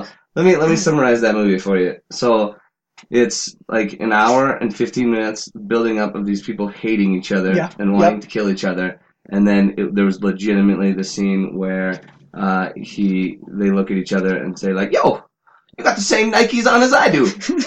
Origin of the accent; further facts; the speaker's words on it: North Dakota, United States; First of all, North Dakota.